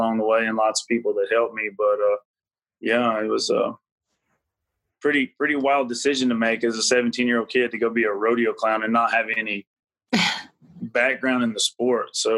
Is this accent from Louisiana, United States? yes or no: yes; Heflin, Louisiana, United States; now in North Carolina, United States; I grew up in Louisiana